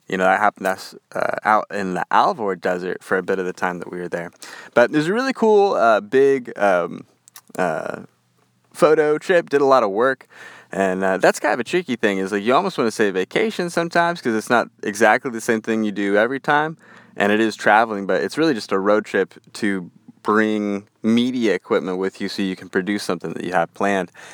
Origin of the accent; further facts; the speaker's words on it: Western United States, United States; accent: Western; my Western accent